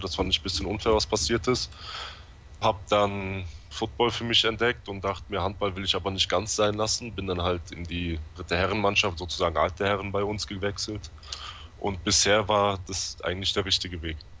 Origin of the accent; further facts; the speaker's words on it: Offenbach am Main, Hesse, Germany; aus dem Rhein-Main-Gebiet in Offenbach